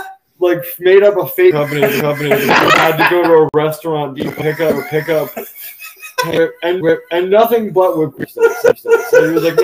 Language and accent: English; New Jersey, United States; where I grew up in Jersey